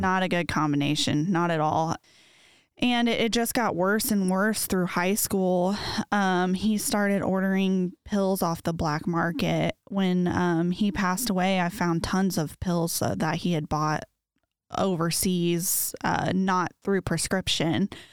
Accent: Muncie, Indiana, United States; moved away as an adult; now in Noblesville, United States; I am originally from Muncie. Um, I am an only child of my father, and I had a half brother from my mom's

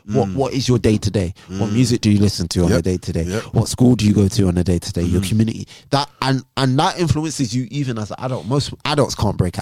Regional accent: Jamaica; as a Jamaican man

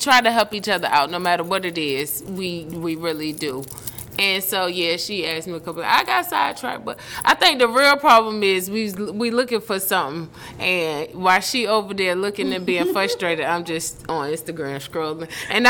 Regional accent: Portsmouth, Virginia, United States; smarts came from Kathy and growing up in Portsmouth, out Lincoln Park.

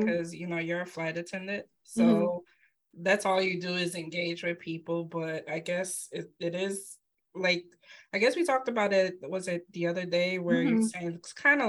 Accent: New York City, New York, United States; also born or lived in Midwest; now in New York, United States; I was born and raised in Brooklyn, New York, but I went away for like 12 years in the Midwest. So I've moved around quite a bit

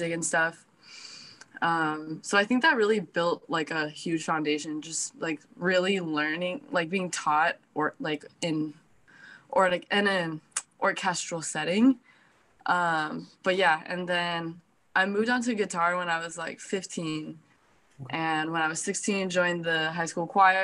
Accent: Placentia, California, United States; also born or lived in Anaheim, California; I was born in Anaheim, California, and raised in Placentia, California.

